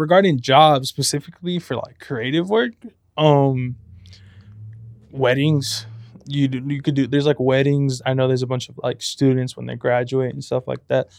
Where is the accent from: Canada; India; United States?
United States; Compton, California; moved away as an adult; now in San Luis Obispo, United States; I'm from Compton